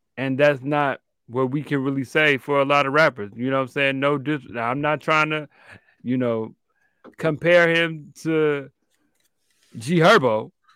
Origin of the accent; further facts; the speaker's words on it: Chicago, Illinois, United States; me as a African-American male growing up in Chicago